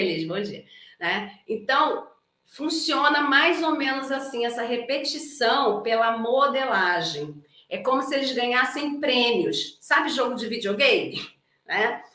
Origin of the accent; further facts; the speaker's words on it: Brazil; eu sou brasileira